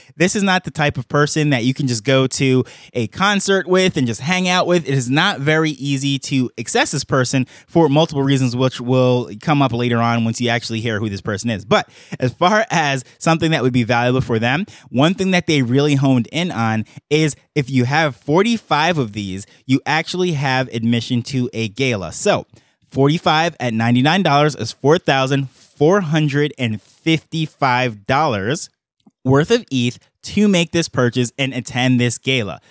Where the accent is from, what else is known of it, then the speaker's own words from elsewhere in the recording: New York, United States; I grew up in New York